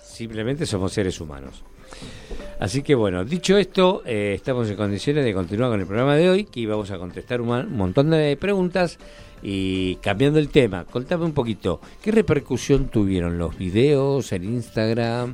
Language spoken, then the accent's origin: Spanish; Argentina; en Argentina y en lo que es eh, Latinoamérica somos muy tradicionalistas